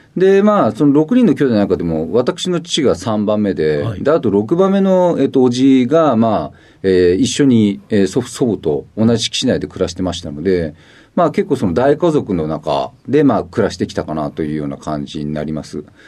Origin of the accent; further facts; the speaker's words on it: Tokyo, Japan; 出身は東京都新宿区になります